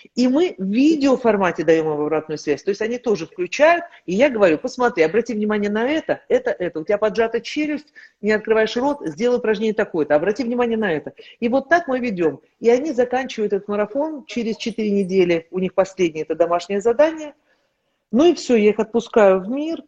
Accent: Kazakhstan; moved away as an adult; я приехала из Казахстана

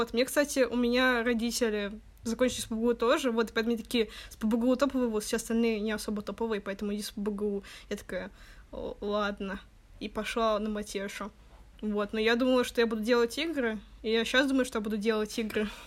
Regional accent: Saint Petersburg, Russia; получается, что девочки из других городов, не Питер, а я из Питера, поэтому мне никуда уезжать не надо было

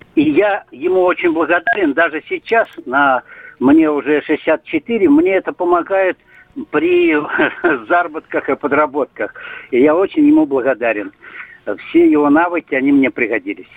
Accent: Irkutsk, Irkutsk Oblast, Russia; now in Shchyolkovo, Russia; Я сама сибирячка так. из Иркутска.

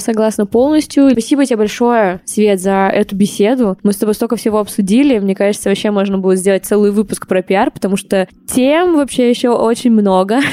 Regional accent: Saint Petersburg, Russia; я вот сама из Питера

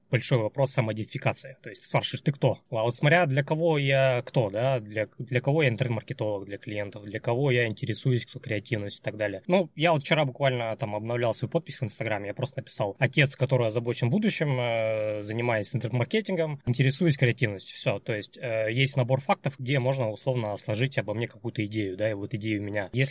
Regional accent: Chelyabinsk, Chelyabinsk Oblast, Russia; moved away as an adult; now in Saint Petersburg, Russia; Э, мне 35 лет. Я из Челябинска переехал 4 года назад в Петербург.

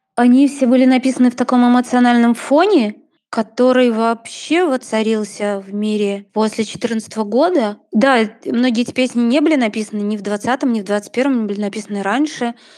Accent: Vitebsk, Vitebsk Region, Belarus; мы родом из Витебска обе

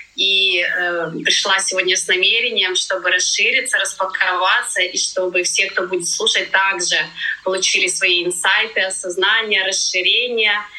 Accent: Ukraine; moved away as an adult; now in Tenerife, Spain; Я из Украины

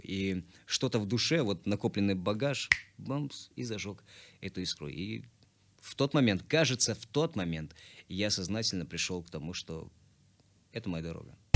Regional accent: Tashkent, Uzbekistan; moved away as an adult; also born or lived in Kurgan-Tyube, Tajikistan / Bayramaly, Turkmenistan / Almaty, Kazakhstan; now in Moscow, Russia; Мы прожили в городе Байрамалы, прожили там недолго, где-то годика четыре, а после переместились в Ташкент. Всем сердцем обожаю и люблю. И в Ташкенте я уже прожил 12 лет, отучился, там же создал группу музыкальную

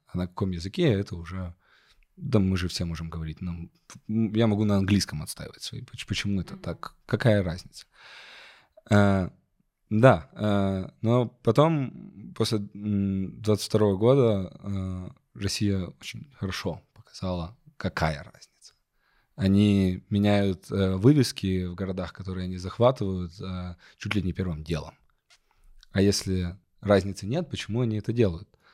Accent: Kyiv, Ukraine; moved away as an adult; now in Munich, Germany; я тоже вырос э, э, в Киеве и последние 7 лет живу э, в Германии, в Мюнхене

